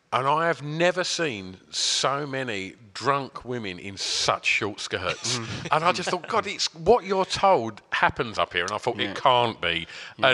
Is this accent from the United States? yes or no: no; Essex, East of England, United Kingdom; we're from Essex